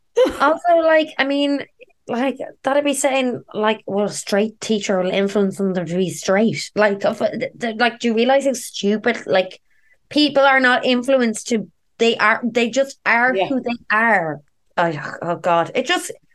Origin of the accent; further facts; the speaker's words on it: Dublin, Leinster, Ireland; I'm a dub. I'm like basically born and raised in Dublin.